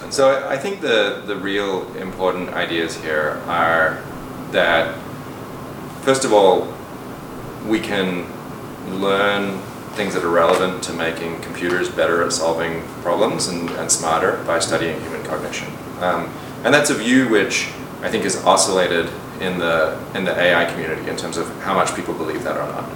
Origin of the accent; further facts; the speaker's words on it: Perth, Western Australia, Australia; moved away; also born or lived in London, United Kingdom; So I grew up in Australia. I was born in London, and my parents moved to Australia when I was 8 years old.